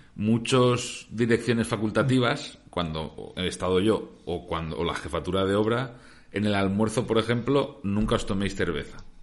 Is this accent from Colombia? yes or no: no; Valencia, Valencian Community, Spain; nosotros que somos de Valencia